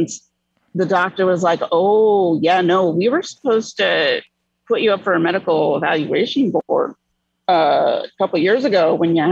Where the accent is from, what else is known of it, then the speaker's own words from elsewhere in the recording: New Jersey, United States; moved away as an adult; now in New York City, United States; I grew up in the North Jersey area